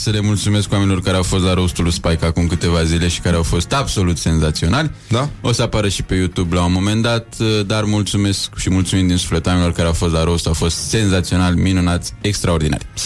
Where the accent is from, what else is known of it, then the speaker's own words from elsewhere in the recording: Romania; Ca români, eu zic că ne-am descurcat.